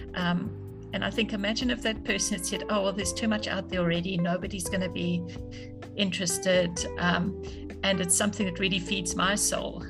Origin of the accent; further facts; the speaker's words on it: South Africa; also born or lived in London; I grew up in South Africa